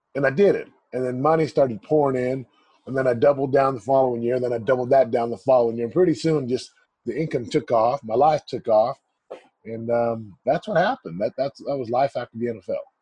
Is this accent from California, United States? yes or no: no; Missouri, United States; Missouri. My folks are from the islands of Samoa